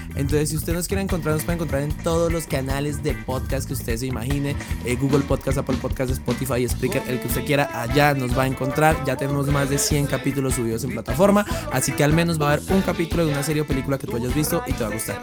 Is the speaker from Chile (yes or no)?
no; Sogamoso, Boyacá, Colombia; yo soy de Sogamoso, que es un pueblo ahí medianamente pequeño, medianamente grande. Un pueblo ahí mediano de, Boyacá